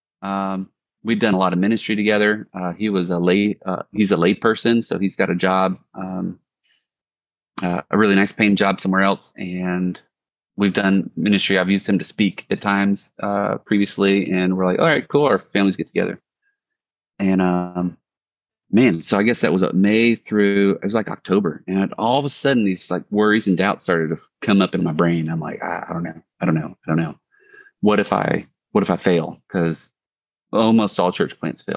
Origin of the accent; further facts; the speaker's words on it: Biloxi, Mississippi, United States; also born or lived in Bay St. Louis, Mississippi; So I'm from the Mississippi Gulf Coast, and I was a military brat. Long story short, grew up in Biloxi